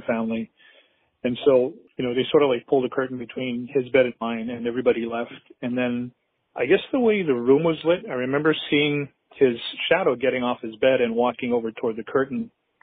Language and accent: English; Honolulu, Hawaii, United States; I'm from Honolulu, Hawaii